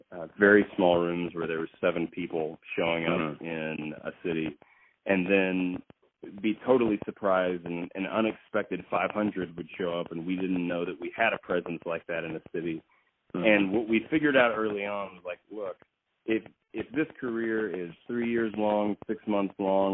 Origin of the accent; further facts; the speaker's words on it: Fort Worth, Texas, United States; also born or lived in Austin, United States; I grew up in Fort Worth, Texas. I did a lot of growing up in Austin because I was in college at the time. But when I was a kid, it was in Fort Worth.